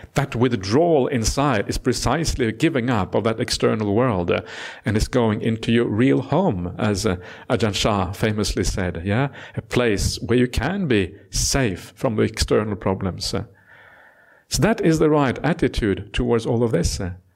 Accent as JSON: {"language": "English", "country": "Norway", "tie": "born or raised there", "moved": "yes", "lives_now": "Australia", "said": "Norway was, is where I was born. Uh, and now I am also Australian citizen"}